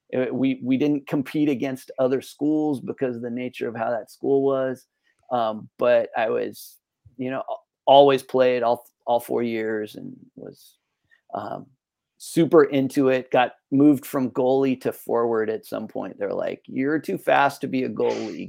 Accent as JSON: {"language": "English", "area": "San Francisco Bay Area", "region": "Northern California", "country": "United States", "tie": "born or raised there", "also_born_or_lived": "Santa Cruz / Sonoma County / Napa Valley", "moved": "as an adult", "lives_now": "San Diego, United States", "said": "I'm originally from Northern California, uh, kind of the San Francisco Bay Area, Santa Cruz coastal, but uh, Sonoma County also, Napa Valley for a little bit. So definitely spent the first, you know, 20 years or so of my life pretty close to that area"}